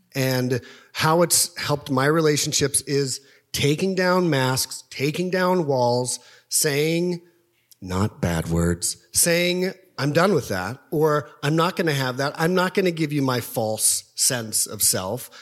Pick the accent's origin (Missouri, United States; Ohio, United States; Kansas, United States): Kansas, United States; Topeka; moved away; I grew up in Topeka, Kansas